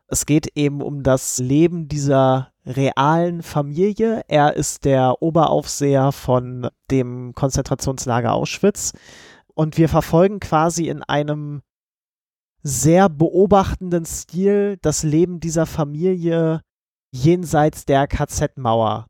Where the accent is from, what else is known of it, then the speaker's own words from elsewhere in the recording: Germany; als Deutscher